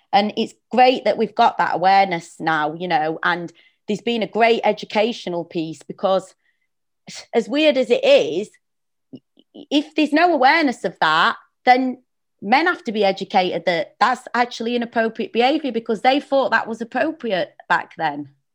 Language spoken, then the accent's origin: English; Sheffield, Yorkshire and the Humber, United Kingdom; moved away; I'm from Sheffield originally